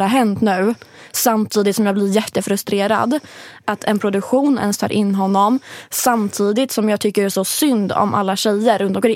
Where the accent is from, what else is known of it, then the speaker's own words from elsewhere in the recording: Linköping, Östergötland, Sweden; moved away; hemma i Linköping